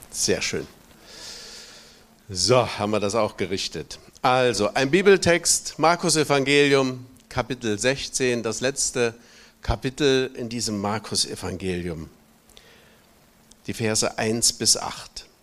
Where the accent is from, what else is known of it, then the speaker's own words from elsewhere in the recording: Thuringia, Germany; ich bin gebürtiger Thüringer, bin 32 Jahre meines Lebens in der DDR aufgewachsen und dort auch zum Glauben gekommen und habe da eine Berufung erlebt, Pastor zu werden